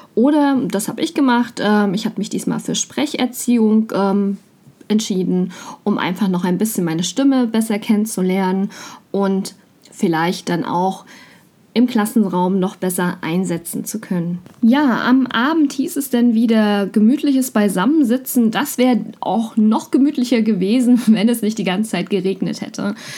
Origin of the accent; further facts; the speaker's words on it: Mecklenburg-Vorpommern, Germany; komme ich aus Mecklenburg-Vorpommern